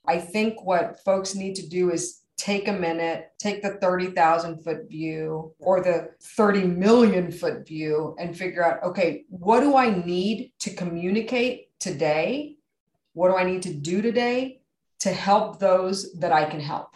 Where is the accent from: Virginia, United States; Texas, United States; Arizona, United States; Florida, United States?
Texas, United States; San Antonio; San Antonio, my hometown where I'm from